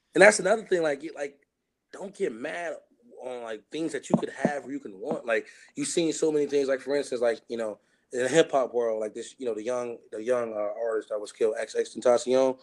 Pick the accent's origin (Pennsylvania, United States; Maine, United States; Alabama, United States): Pennsylvania, United States; Chester; growing up in Chester, not having too much